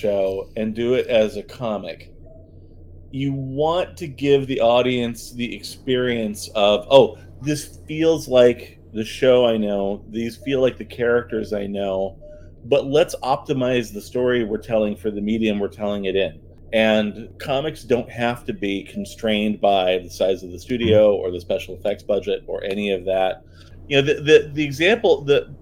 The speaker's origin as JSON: {"language": "English", "country": "United States", "said": "as an American, at least where I was living."}